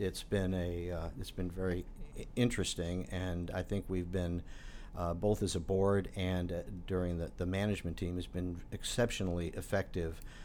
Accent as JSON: {"language": "English", "town": "Chicago", "region": "Illinois", "country": "United States", "tie": "born or raised there", "moved": "as an adult", "lives_now": "Bloomington, United States", "said": "I am a Chicagoan"}